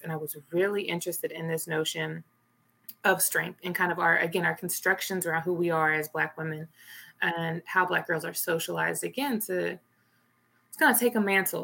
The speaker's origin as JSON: {"language": "English", "town": "Little Rock", "region": "Arkansas", "country": "United States", "moved": "yes", "said": "I'm originally from Little Rock, Arkansas"}